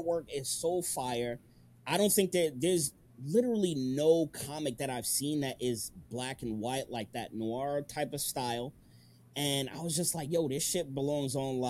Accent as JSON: {"language": "English", "region": "New York", "country": "United States", "moved": "yes", "said": "I'm from New York"}